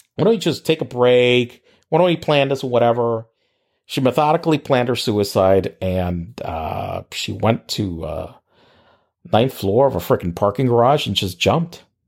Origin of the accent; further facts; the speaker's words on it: Puerto Rico; moved away as an adult; also born or lived in Pittsburgh; in Puerto Rico, we were in high school